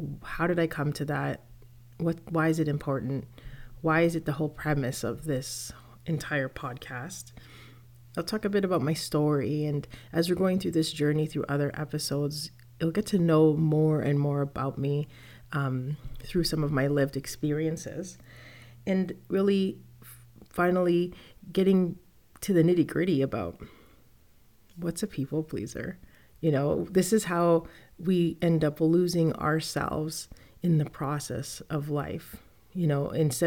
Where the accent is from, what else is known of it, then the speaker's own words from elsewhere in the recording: Toronto, Ontario, Canada; I was born and raised in Toronto, Canada